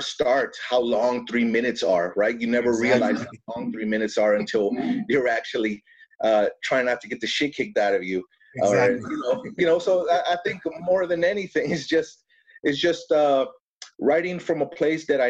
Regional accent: El Paso, Texas, United States; moved away as an adult; now in Dallas, United States; I'm from El Paso. We moved to Dallas so I could attend graduate school out here.

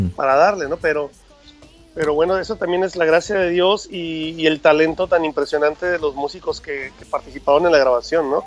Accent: Mexico; Como buenos mexicanos, tenemos que comer bien todo el tiempo

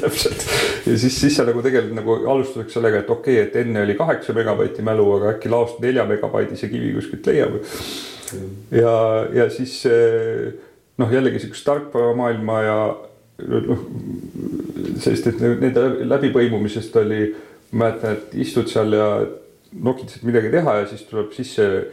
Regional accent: Tartu, Tartu County, Estonia; mina olen Tartus, Tartus sündinud ja kasvanud

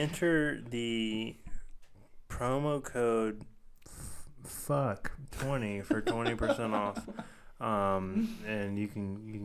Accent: New Orleans, Louisiana, United States; I'm from New Orleans.

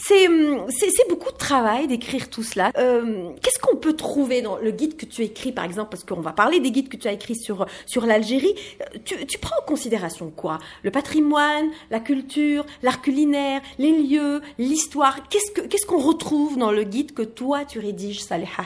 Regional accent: France; on est algérienne de France

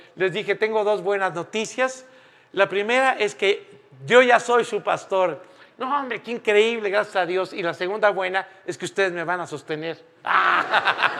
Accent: Mexico; moved away as an adult; also born or lived in Spain; todos los mexicanos en ese momento tuvimos que salir de España

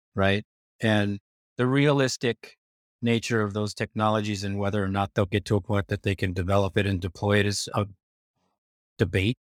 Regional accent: United States; As an American, as a former Pentagon official, as a former White House official, that is the way we think of it here in the United States

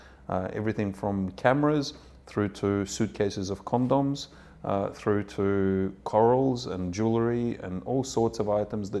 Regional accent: Odessa, Odessa Oblast, Ukraine; born there; English is a second language; moved away; Well, to start, I was born in Odessa, and a country that a lot of people have heard of now, which is Ukraine. When we left, it was still the USSR

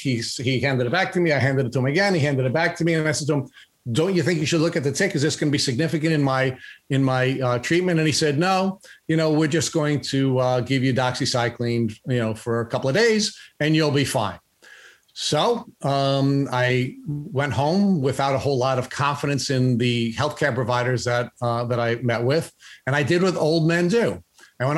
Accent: Long Island, New York, United States; I live on Long Island and Lyme disease is endemic to Long Island. I was familiar with ticks and tick bites because I grew up on Long Island and I had been bitten by ticks many times.

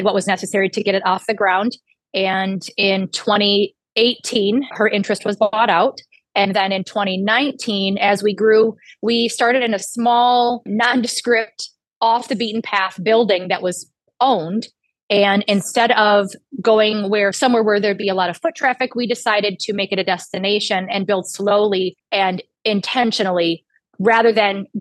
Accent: the Thumb, Michigan, United States; also born or lived in Metro Detroit, Michigan; I am from the Thumb originally. I grew up in the Thumb

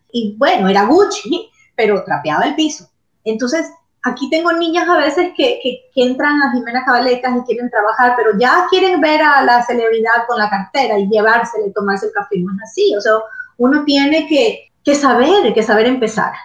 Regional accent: Ecuador; moved away as an adult; also born or lived in Florence, Italy; now in Miami, United States; yo me tenía que regresar a Ecuador, yo soy ecuatoriana

